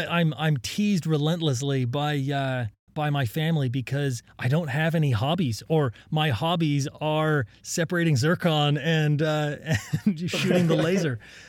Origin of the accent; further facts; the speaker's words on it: Utah, United States; I was born in Utah, and I grew up in a small town in southern Utah, surrounded by the mountains, and I I spent my childhood hiking and climbing and picking up rocks.